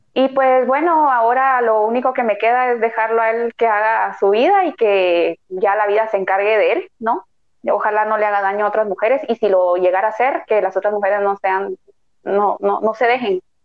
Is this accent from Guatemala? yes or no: yes; Guatemala; como guatemaltecos